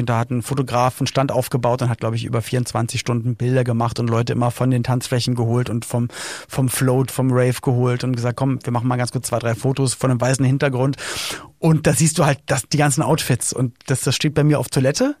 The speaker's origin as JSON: {"language": "German", "region": "Berlin", "country": "Germany", "said": "Ich komme ja auch aus West-Berlin."}